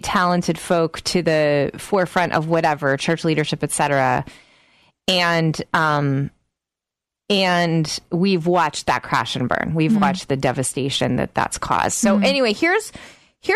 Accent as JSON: {"language": "English", "region": "Georgia", "country": "United States", "tie": "born or raised there", "said": "I grew up in Georgia"}